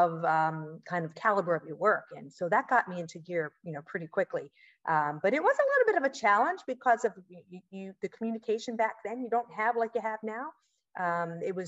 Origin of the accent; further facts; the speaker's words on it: Bel Air, Maryland, United States; moved away as an adult; Originally from Maryland, a little town, well, it's much bigger than Bethany, called Bel Air, Maryland